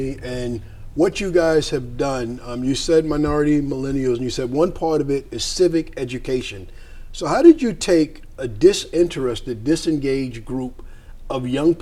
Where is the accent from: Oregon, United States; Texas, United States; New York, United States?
New York, United States; Wyandanch; Wyandanch, my hometown